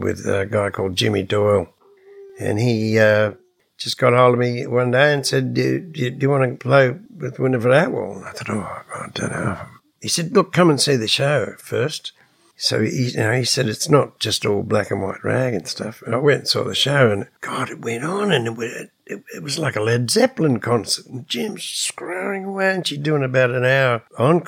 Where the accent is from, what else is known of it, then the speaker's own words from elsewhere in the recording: Australia; we come from Australia